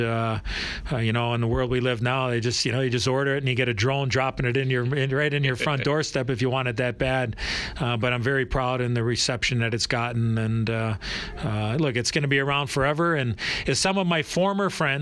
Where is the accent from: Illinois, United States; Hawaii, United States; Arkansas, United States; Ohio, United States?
Illinois, United States; Chicago; as a young kid growing up in Chicago